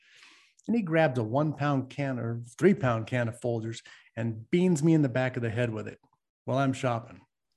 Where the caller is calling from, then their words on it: California, United States; I am calling in from the People's Republic of Occupied California.